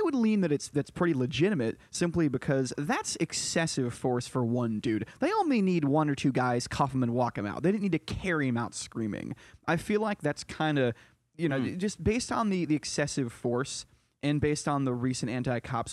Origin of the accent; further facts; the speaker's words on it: rural Connecticut, United States; now in New York City, United States; I'm from Connecticut, and I'm from the rural part where, like, it's the Alabama of the North